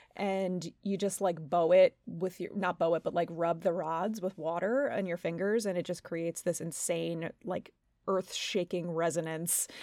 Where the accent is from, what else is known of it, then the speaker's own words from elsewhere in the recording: Long Island, New York, United States; I'm from Long Island